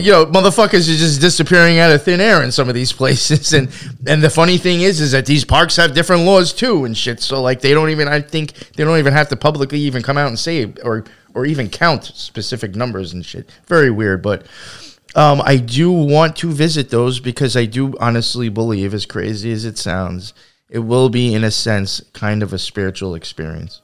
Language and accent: English; Long Island, New York, United States; now in New York City, United States; I grew up out in Long Island, and like, I remember as a kid, like, my life was very actually much surrounded by nature.